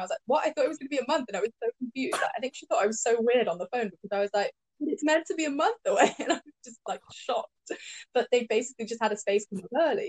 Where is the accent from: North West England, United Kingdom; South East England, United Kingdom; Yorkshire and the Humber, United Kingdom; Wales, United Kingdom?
North West England, United Kingdom; Cheshire; now in London, United Kingdom; when I was growing up in Cheshire